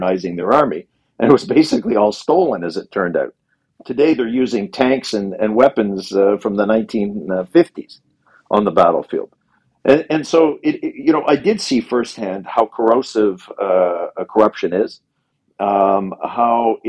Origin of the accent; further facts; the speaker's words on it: Canada; moved away as an adult; also born or lived in Ukraine; now in Kyiv, Ukraine; we in Canada and North America and parts of Europe